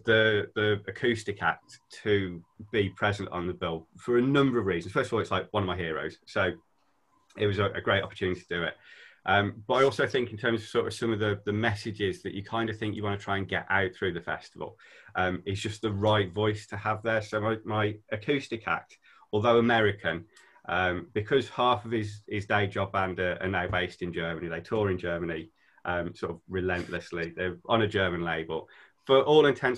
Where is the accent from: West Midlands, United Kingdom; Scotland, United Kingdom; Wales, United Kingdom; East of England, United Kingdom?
West Midlands, United Kingdom; just outside Birmingham; now in Scarborough, United Kingdom; I'm originally from just outside Birmingham